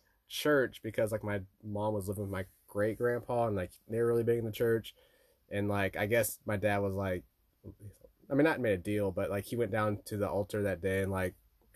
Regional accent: West Covina, California, United States; born there; I was born in West Covina, California.

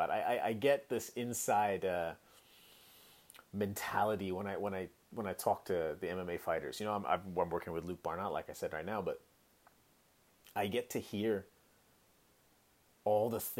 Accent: Hong Kong; also born or lived in San Francisco Bay Area, United States; look, I'm from Hong Kong, born and raised in Hong Kong, right? I lived there my whole life. I, I lived eight years in in, uh, in the San Francisco Bay Area went to university there

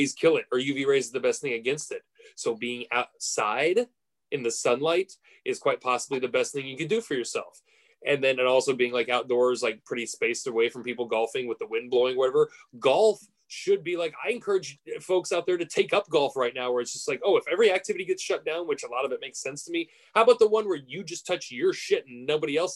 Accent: United States; as an American

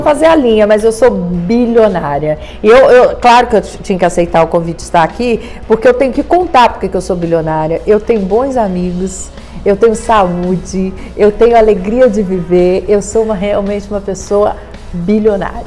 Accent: Campos dos Goytacazes, Rio de Janeiro, Brazil; eu sou de Campos dos Goitacazes

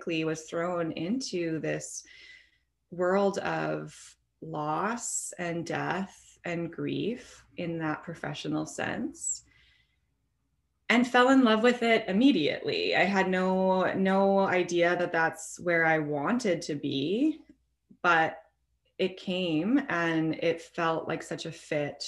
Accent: Portage la Prairie, Manitoba, Canada; I ended up finding a position in a long-term care in my hometown in Portage la Prairie

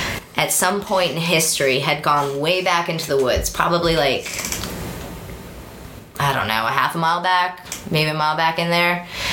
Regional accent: Roswell, Georgia, United States; now in Marietta, United States; I grew up in Roswell. Like, I lived in Roswell since 1985.

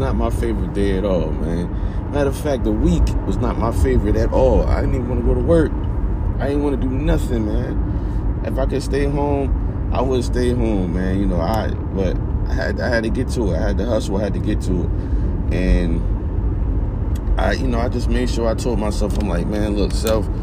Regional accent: East Orange, New Jersey, United States; I come from East Orange, New Jersey

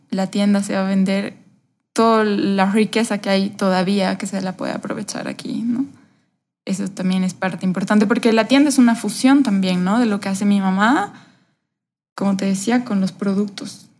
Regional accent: Cochabamba, Bolivia; yo me he criado aquí en Cochabamba, soy boliviana, mis papás también, eh, he vivido prácticamente acá mis 34 años

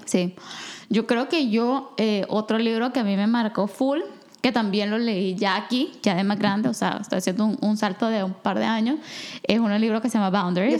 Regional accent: El Salvador; born or raised there

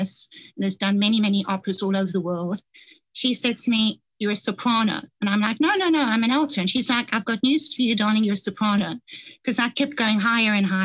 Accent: Johannesburg, Gauteng, South Africa; I grew up in Johannesburg, South Africa.

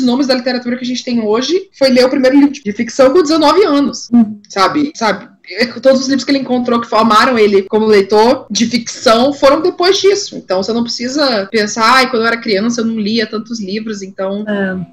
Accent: São Luís, Maranhão, Brazil; also born or lived in Ceará; now in São Paulo, Brazil; eu sou do, do São Luís, Maranhão e tal, mas metade da minha família é de lá

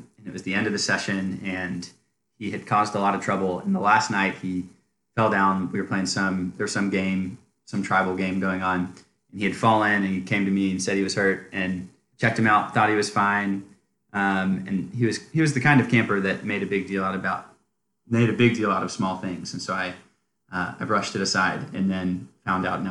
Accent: Nashville, Tennessee, United States; moved away as an adult; now in Charlottesville, United States; I am originally from Nashville, Tennessee, and grew up there, went to college there, and moved up here after college

